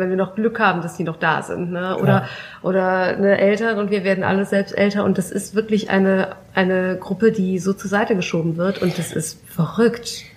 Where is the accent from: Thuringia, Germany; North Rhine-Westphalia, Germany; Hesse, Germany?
North Rhine-Westphalia, Germany; Mönchengladbach; moved away as an adult; now in Frankfurt, Germany; Ich komme aus Mönchengladbach